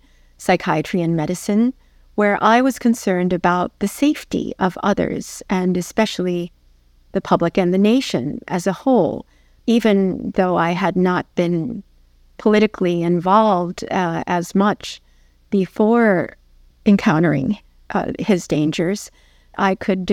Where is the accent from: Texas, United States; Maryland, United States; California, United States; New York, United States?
New York, United States; New York City; while I was growing up in New York City